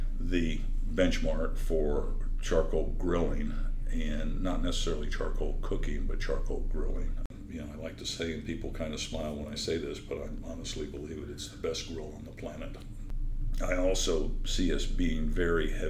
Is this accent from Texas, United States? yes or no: no; Central Florida, United States; when I was growing up in Central Florida